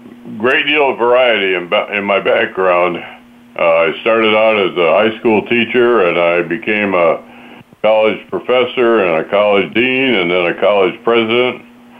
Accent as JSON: {"language": "English", "town": "Lansing", "region": "Michigan", "country": "United States", "tie": "born or raised there", "moved": "yes", "lives_now": "Clifton, United States", "said": "In Lansing, outside of Lansing, Michigan, on a farm over there, and I now live in Clifton, Virginia, which is, I have a small horse farm here near Washington, D.C."}